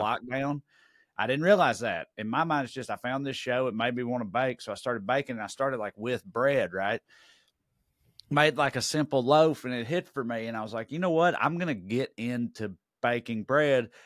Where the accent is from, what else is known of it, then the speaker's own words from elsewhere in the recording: United States; I'm American